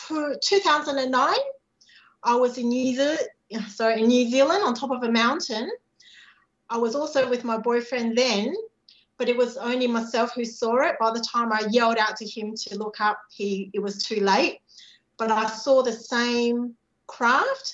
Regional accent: Singapore; I was born in Singapore

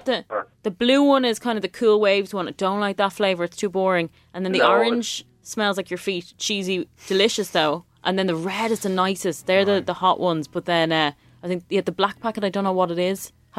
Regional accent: Ireland; They're crisps to us in Ireland.

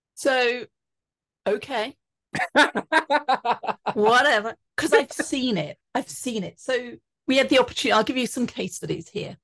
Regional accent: England, United Kingdom; now in Colorado, United States; growing up in England. And I now live in Colorado.

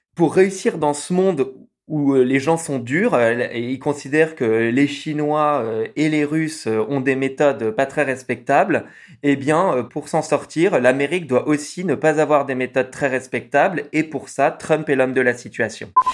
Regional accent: France; accent: French; j'ai un accent français quand même assez fort.

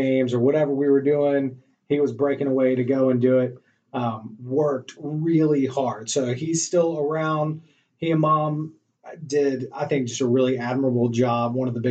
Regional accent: Greensboro, North Carolina, United States; also born or lived in Chapel Hill, North Carolina / Charlotte, North Carolina; Born and raised in North Carolina, so Greensboro, North Carolina, kind of the middle of the state

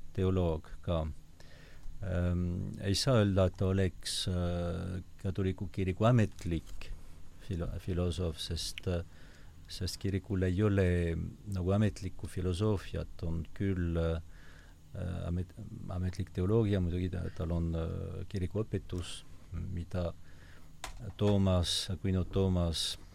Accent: Basque Country, Nouvelle-Aquitaine, France; Estonian is a second language; moved away as an adult; also born or lived in Paris, France / Rome, Italy; now in Estonia; ma olen sündinud äh, Lõuna-Prantsusmaal, Baskimaal

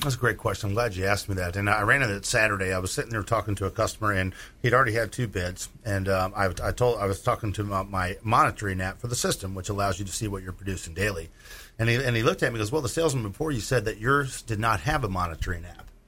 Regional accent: Illinois, United States; moved away; I'm from Illinois, a farm ground

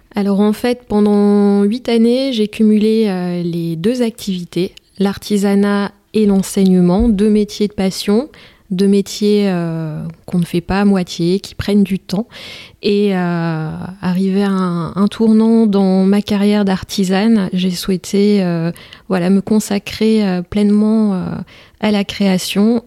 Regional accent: Merville, Hauts-de-France, France; je suis originaire d'une commune des Flandres

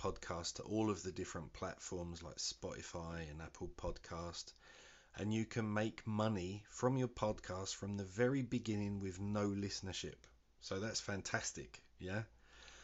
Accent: London, United Kingdom; moved away as an adult; also born or lived in Walthamstow, London; now in Birmingham, United Kingdom; I was born in London and I lived there for 25 years before moving to a different city.

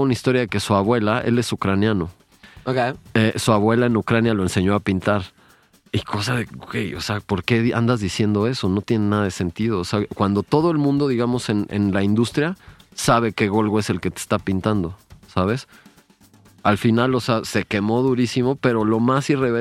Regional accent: Mexico; en mi país, México

